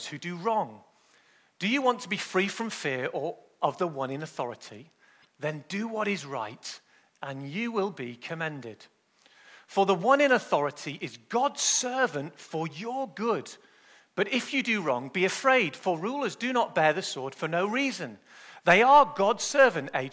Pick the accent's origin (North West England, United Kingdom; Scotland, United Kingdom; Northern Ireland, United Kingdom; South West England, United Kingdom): North West England, United Kingdom; Manchester; I was born in Manchester in the UK